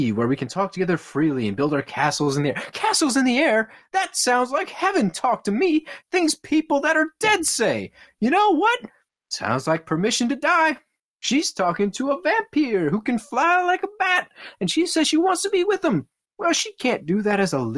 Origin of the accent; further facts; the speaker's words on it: Midwest, United States; I have a different stupid accent. I'm a Midwesterner, not a Southerner